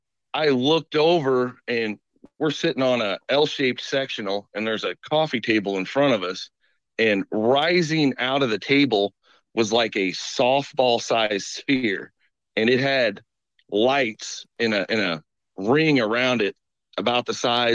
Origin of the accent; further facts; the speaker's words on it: Woodson, Illinois, United States; I grew up in Woodson